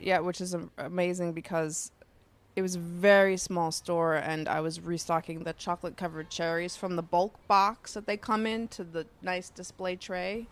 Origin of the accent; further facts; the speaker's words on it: New York City, New York, United States; Queens, Sunnyside, New York. I am from the sunny side of the street.